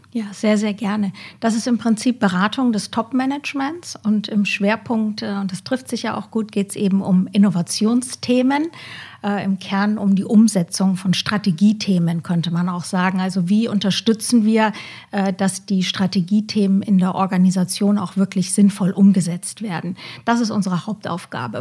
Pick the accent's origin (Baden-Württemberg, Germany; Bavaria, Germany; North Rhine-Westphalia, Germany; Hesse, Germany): Bavaria, Germany; now in Cologne, Germany; ursprünglich komme ich aus dem schönen Bayern, lebe aber, wie du gerade ja schon angesprochen hast, in Köln